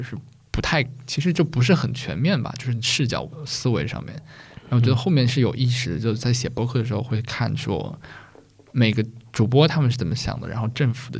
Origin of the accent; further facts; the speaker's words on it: Taizhou, Zhejiang, China; 如果大家没有听过我家乡是哪儿，我来自浙江台州嘛